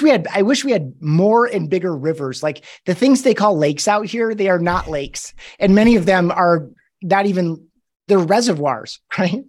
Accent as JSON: {"language": "English", "town": "Grand Rapids", "region": "Michigan", "country": "United States", "tie": "born or raised there", "moved": "as an adult", "lives_now": "Colorado Springs, United States", "said": "I grew up in Grand Rapids, Michigan"}